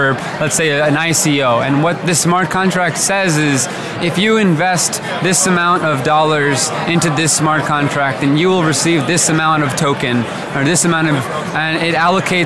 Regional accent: New Jersey, United States; moved away; I was born and raised in New Jersey

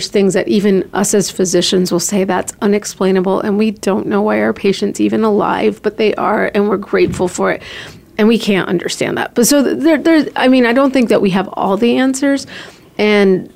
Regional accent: Canada; also born or lived in Columbus, Ohio / Chicago, Illinois; now in Phoenix, United States; I'm a Canadian

